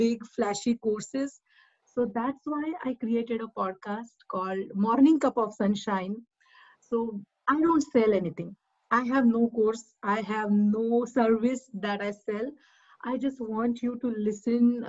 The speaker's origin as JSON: {"language": "English", "country": "India", "moved": "yes", "lives_now": "New Jersey, United States", "said": "I'm from India. I'm based in New Jersey right now"}